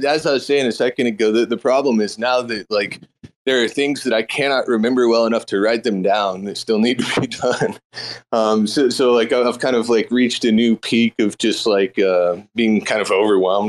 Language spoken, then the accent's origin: English; Texas, United States; as a Texan